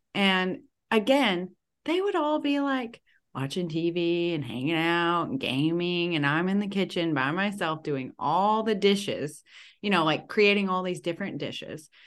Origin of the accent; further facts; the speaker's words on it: the South, United States; I'm from the South